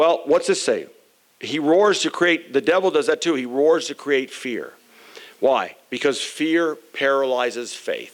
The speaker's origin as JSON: {"language": "English", "town": "Phoenix", "region": "Arizona", "country": "United States", "tie": "born or raised there", "said": "when I was growing up in Arizona, Phoenix, Arizona, in our neighborhood"}